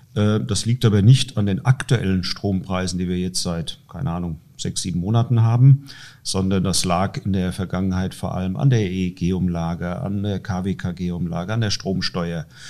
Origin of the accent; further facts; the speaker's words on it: Dreieich, Hesse, Germany; ich komme aus Dreieich, eine Stadt mit 42.000, 43 43.000 Einwohnern